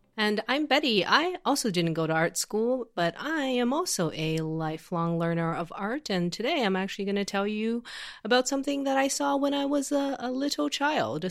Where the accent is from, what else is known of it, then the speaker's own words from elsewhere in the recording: Xi'an, Shaanxi, China; moved away; I grew up in this city called Xi'an, uh, which is in Shanxi Province